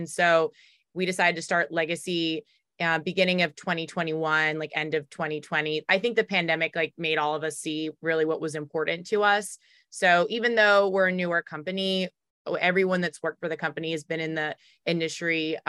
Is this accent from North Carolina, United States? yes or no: yes; Raleigh, North Carolina, United States; accent: Baltimore; now in Baltimore, United States; My background, I grew up in Raleigh, North Carolina, so I'm from the South, but my dad's from New York, my mom's from France.